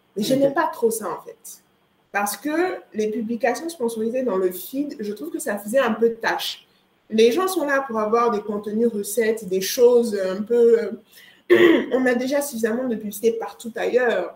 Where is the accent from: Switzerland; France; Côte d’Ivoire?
Côte d’Ivoire; moved away; also born or lived in Montreal, Canada; je viens de Côte d'Ivoire